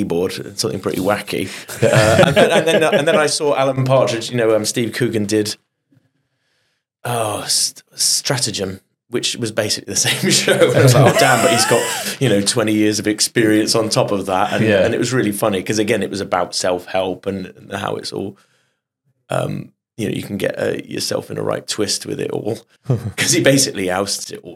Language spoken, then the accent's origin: English; Bath, South West England, United Kingdom; I'm from the West Country, from Bath, and I was a chorister when I was young, when I was 11.